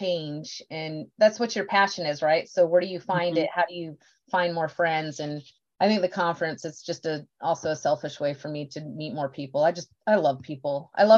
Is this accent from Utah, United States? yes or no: no; Beeville, Texas, United States; I was born in Beeville, Texas.